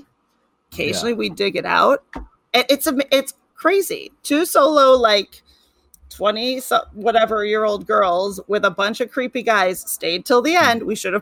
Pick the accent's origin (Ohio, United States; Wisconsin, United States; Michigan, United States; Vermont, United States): Michigan, United States; Troy; also born or lived in Orchard Lake, Michigan; I grew up in Troy, and now I'm in Orchard Lake. I went to Oakland University.